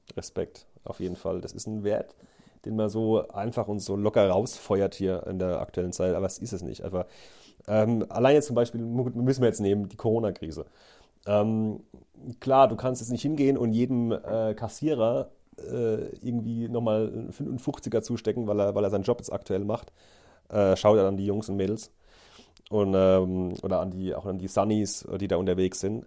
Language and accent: German; Neustadt an der Weinstraße, Rhineland-Palatinate, Germany; wir haben ein Restaurant daheim